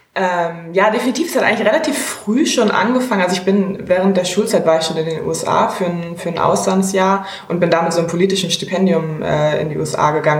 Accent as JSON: {"language": "German", "region": "Hamburg", "country": "Germany", "tie": "born or raised there", "also_born_or_lived": "Maastricht / Italy / Hungary / Spain", "said": "ich bin zwar in Hamburg geboren, aber in Europa aufgewachsen"}